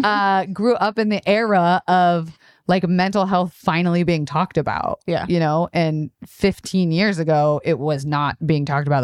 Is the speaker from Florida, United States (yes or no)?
yes; Tampa, Florida, United States; born or raised there; moved away